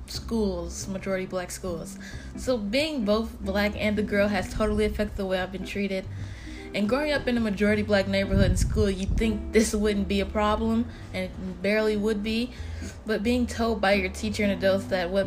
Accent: Chicago, Illinois, United States; Being black girls growing up in Chicago

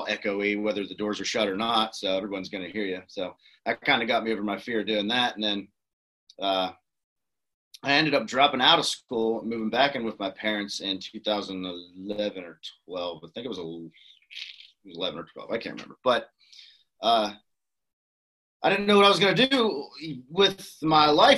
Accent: Cresson, Pennsylvania, United States; also born or lived in McKeesport, Pennsylvania; I grew up in Crescent, Pennsylvania, and which is about 2 hours east of Pittsburgh

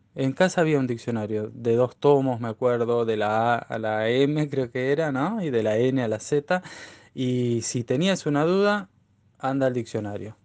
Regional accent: Neuquén, Argentina; yo soy neuquino nativo

